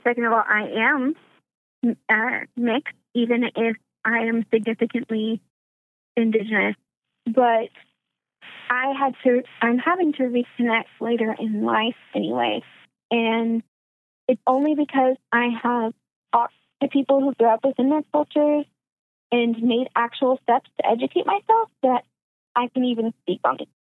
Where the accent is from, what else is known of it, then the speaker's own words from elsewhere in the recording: Arkansas, United States; moved away; I'm originally from the South, um, Arkansas specifically.